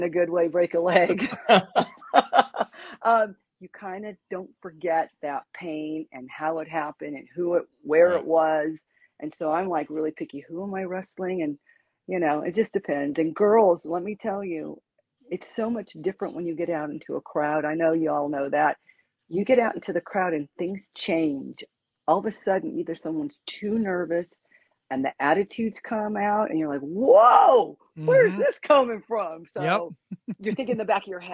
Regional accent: California, United States; Growing up in California

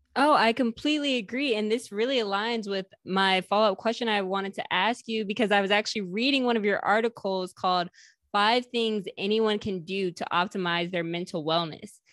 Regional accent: the North, United States; I grew up in the North

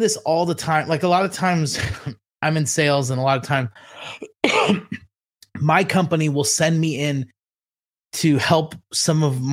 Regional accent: Southern California, United States; accent: Ninja Turtle; growing up in Southern California

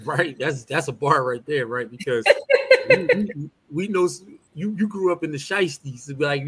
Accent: Philadelphia, Pennsylvania, United States; I grew up at 20th in York

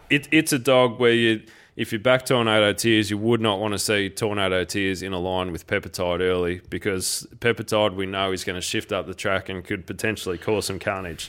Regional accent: Geelong, Victoria, Australia; I grew up in Geelong

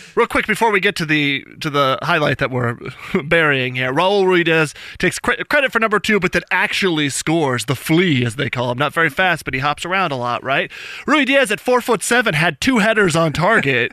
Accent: New Mexico, United States; moved away; I'm from New Mexico originally

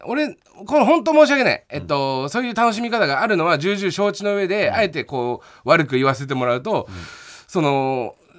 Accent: Chiba, Japan; 千葉出身の俺

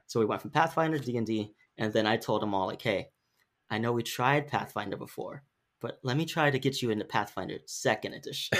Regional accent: Sacramento, California, United States; we're from Sacramento, but it's in our podcast title, like, we're Sacramento proud.

